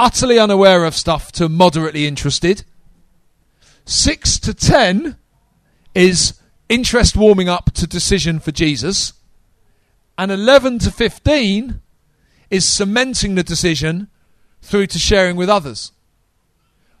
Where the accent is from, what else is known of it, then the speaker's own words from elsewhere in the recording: United Kingdom; we're not American